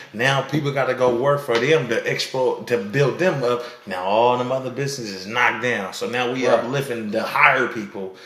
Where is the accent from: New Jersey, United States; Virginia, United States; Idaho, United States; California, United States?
California, United States; Sacramento; we come from Sac